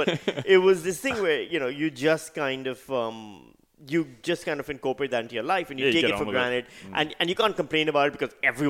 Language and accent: English; Pakistan; moved away as an adult; now in Australia; I'm from Pakistan. I grew up over there. I was there till the age of 35.